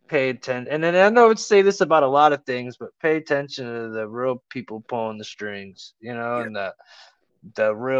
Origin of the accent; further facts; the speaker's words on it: Cleveland, Ohio, United States; I'm from Ohio. I'm from Cleveland, but I'm in Ohio